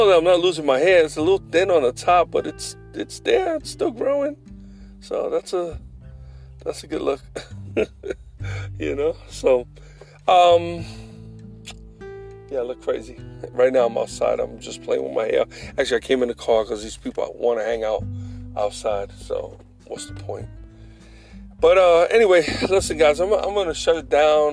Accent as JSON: {"language": "English", "country": "United States"}